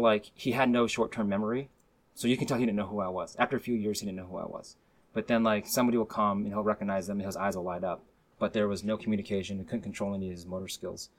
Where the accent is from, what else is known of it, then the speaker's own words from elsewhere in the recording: Burien, Washington, United States; also born or lived in White Center; now in Seattle, United States; So born in White Center, raised in Burien, and then live now in West Seattle with my family